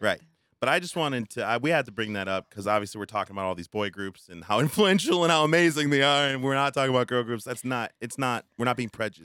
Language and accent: English; United States; I'm American, maybe because my culture is very different